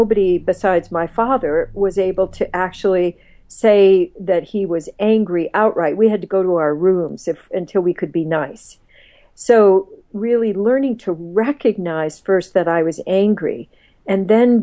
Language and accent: English; Midwest, United States; I grew up, did a lot of my growing up in the Midwest